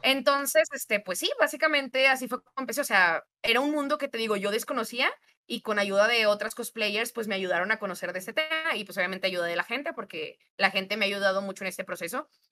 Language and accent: Spanish; Monterrey, Nuevo León, Mexico; soy de Monterrey, Nuevo León